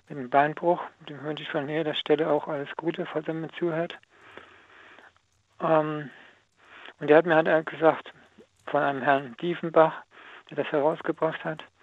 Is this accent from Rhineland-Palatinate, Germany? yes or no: yes; Rhineland-Palatinate, Germany; born there; Ich komme ja aus dem Rhein-Lahn-Kreis gebürtig.